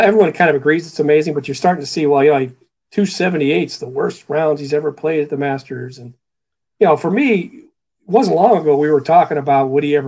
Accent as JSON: {"language": "English", "town": "Cleveland", "region": "Ohio", "country": "United States", "tie": "born or raised there", "moved": "yes", "said": "even though I grew up in Cleveland"}